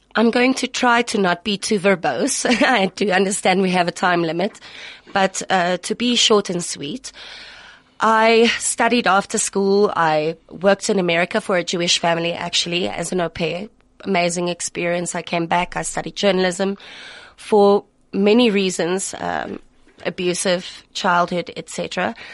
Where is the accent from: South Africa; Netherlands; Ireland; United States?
South Africa; Pretoria, Gauteng; in Pretoria. And this is my hometown